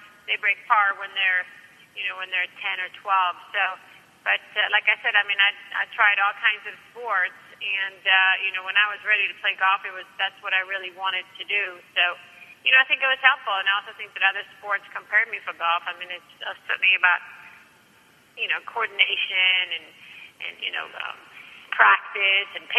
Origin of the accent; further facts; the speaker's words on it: Stockholm, Stockholm County, Sweden; moved away as an adult; I came from Sweden, from Stockholm